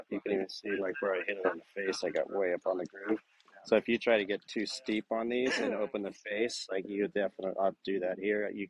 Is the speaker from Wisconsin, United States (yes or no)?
yes; Sheboygan, Wisconsin, United States; We're from Sheboygan.